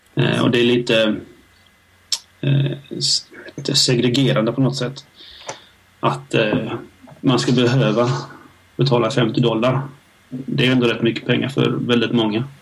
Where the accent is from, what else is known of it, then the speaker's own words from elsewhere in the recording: Helsingborg, Skåne, Sweden; Där jag kommer ifrån